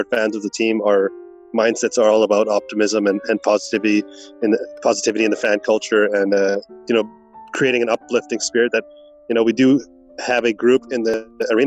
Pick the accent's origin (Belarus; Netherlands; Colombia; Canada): Canada; Vancouver, British Columbia; growing up in Vancouver